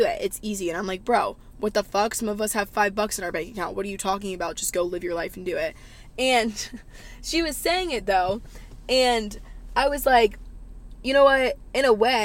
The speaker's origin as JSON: {"language": "English", "region": "the South", "country": "United States", "tie": "born or raised there", "said": "Growing up in the South, I feel like I've learned so much"}